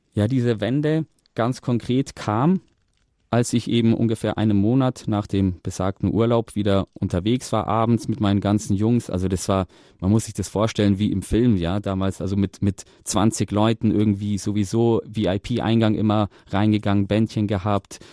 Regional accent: Munich, Bavaria, Germany; ich selber bin in München geboren und aufgewachsen

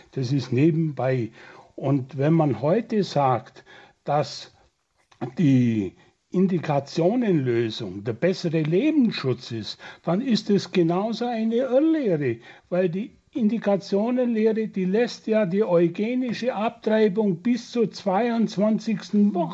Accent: Germany; Und ich musste mir oft als Deutscher sagen lassen, dass wir in der moralischen Dekadenz weit gefallen sind.

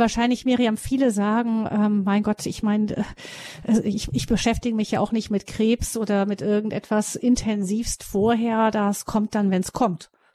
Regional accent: Germany; bei uns in Deutschland

